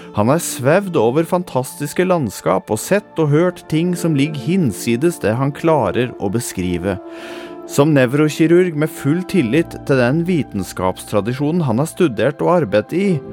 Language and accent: Norwegian; Toten, Innlandet, Norway; Her har jeg vokst opp og levd store deler av livet mitt.